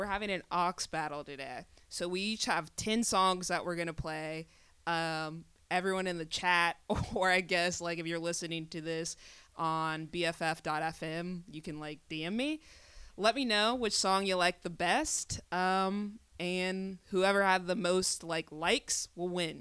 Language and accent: English; the South, United States; now in San Francisco, United States; we're from the South